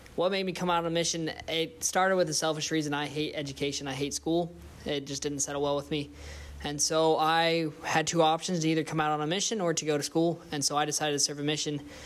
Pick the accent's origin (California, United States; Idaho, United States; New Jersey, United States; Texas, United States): Idaho, United States; Twin Falls; moved away; I'm from the Twin Falls, Idaho area.